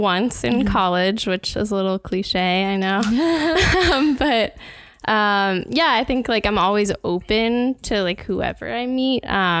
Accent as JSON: {"language": "English", "town": "New York City", "region": "New York", "country": "United States", "moved": "yes", "lives_now": "Boston, United States", "said": "I'm from New York City."}